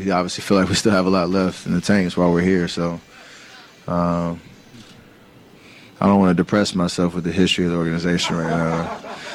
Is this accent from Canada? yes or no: no; East Coast, United States; I was growing up in the East Coast.